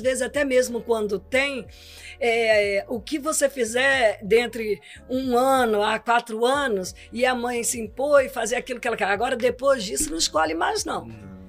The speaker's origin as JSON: {"language": "Portuguese", "region": "Espírito Santo", "country": "Brazil", "said": "sou do Espírito Santo."}